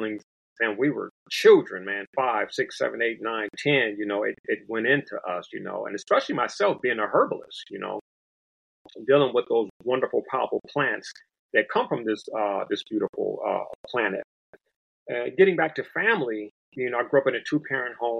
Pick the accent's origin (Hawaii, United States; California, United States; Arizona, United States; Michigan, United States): California, United States; Los Angeles; also born or lived in Compton / Watts; I hail from South Central Los Angeles. It's back to being called South Los Angeles today. But I hail from that place, in addition to Compton and Watts.